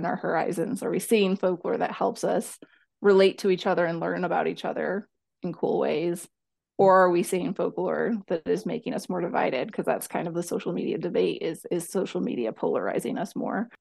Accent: Byron, Illinois, United States; moved away as an adult; also born or lived in Colchester, England; I grew up in North Central Illinois, a little town called Byron, Illinois

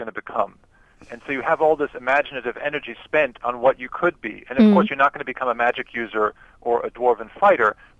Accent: San Antonio, Texas, United States; my hometown San Antonio Spurs

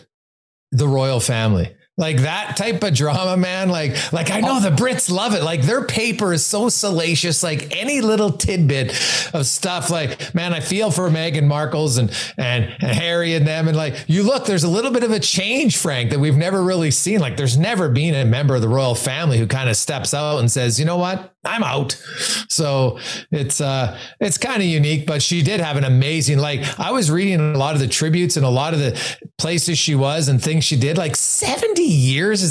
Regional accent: Canada; where I was born in Canada, in my place to my family

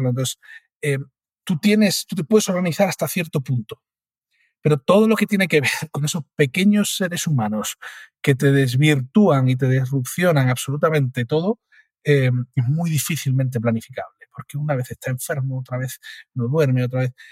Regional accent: Cádiz, Andalusia, Spain; soy de Cádiz, ¿no?

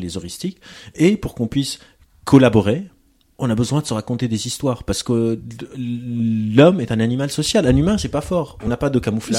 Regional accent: Lebanon; moved away; J'ai grandi au Liban, en, guerre

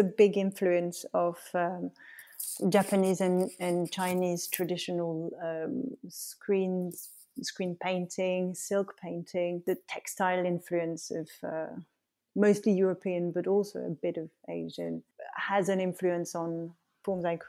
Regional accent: Paris, Île-de-France, France; moved away; also born or lived in Lyon; growing up in Paris

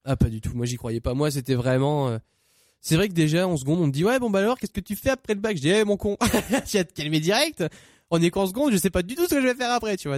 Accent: Saint-Amand-les-Eaux, Hauts-de-France, France; je viens de Saint-Amand-les-Eaux exactement

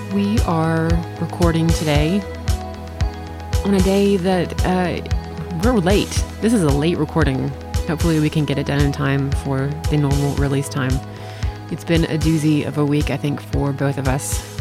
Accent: Bartlett, Tennessee, United States; also born or lived in Memphis, Tennessee; I'm from Memphis, Tennessee. I was born and raised in Bartlett

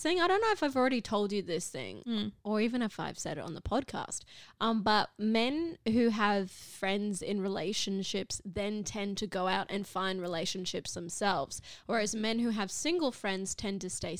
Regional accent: Cairns, Queensland, Australia; now in Brisbane, Australia; well, Brisbane, but originally from Cairns.

